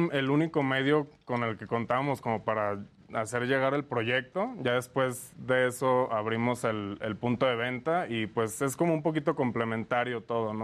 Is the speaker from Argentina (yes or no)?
no; Lagos de Moreno, Jalisco, Mexico; now in Mexico City, Mexico; Somos de Jalisco, eh, eh, somos de Lagos de Moreno.